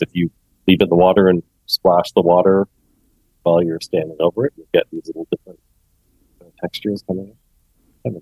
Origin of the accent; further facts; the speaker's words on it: Toronto, Ontario, Canada; I am a musician from Toronto, Canada